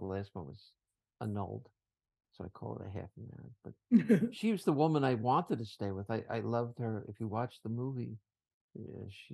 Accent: Fairview, New Jersey, United States; moved away; That's the building we grew up

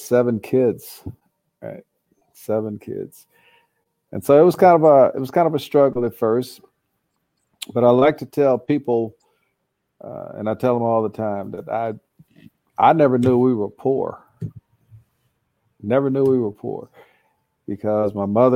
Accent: St. Louis, Missouri, United States; also born or lived in Kansas; born and raised in St. Louis

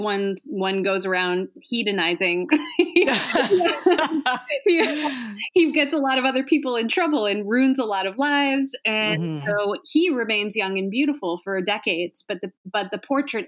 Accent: Chicago, Illinois, United States; I'm from the Chicago area. I grew up there.

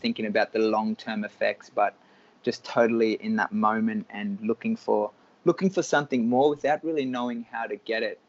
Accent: Cairns, Queensland, Australia; moved away as an adult; also born or lived in United States; I was born in Cairns in Australia

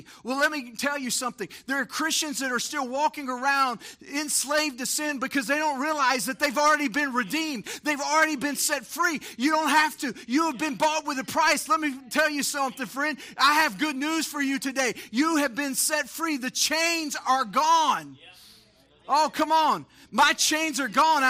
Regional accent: Texas, United States; we grew up in Texas

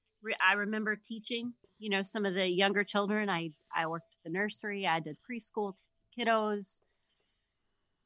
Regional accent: Missouri, United States; moved away as an adult; also born or lived in Michigan; now in Grand Rapids, United States; I grew up in Missouri in the country

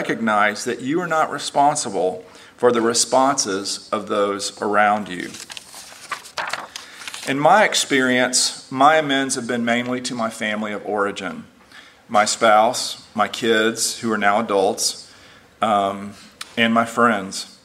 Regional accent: Houston, Texas, United States; moved away as an adult; also born or lived in Lubbock, Texas; now in Nashville, United States; I grew up in Houston, Texas, and he stayed in Houston, and I came to live in Lubbock for 5 years right out of college, and then to Nashville. I've been here since 1992

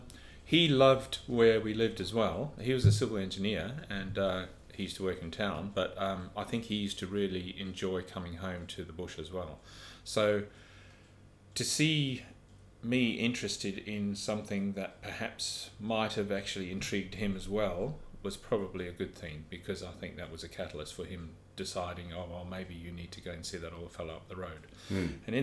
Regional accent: South Africa; It was fabulous, yeah. Where we lived was up in a mist belt, which is about 3,000 feet above sea level.

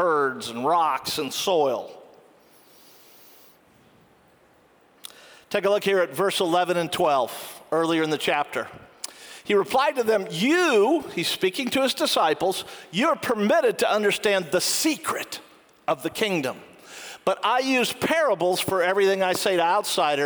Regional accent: United States; I'm an American

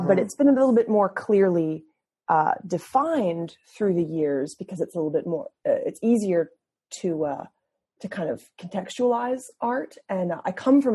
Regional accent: Massachusetts, United States; I studied at the University of Massachusetts in my home state

